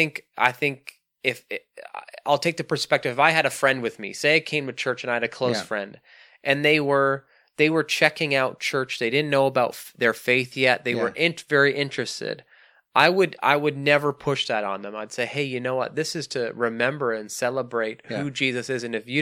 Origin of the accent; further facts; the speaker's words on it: Canada; accent: Canadian; Mukattam is how I would pronounce it in my Canadian lazy accent.